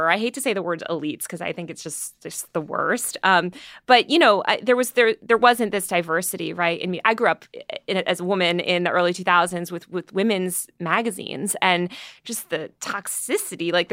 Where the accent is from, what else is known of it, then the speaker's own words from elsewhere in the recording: New York City, New York, United States; Well, I'm a New Yorker. I was born in New York, grew up. Um, most of my family's from there. I lived there half my life, over half my life, um, and I love New York.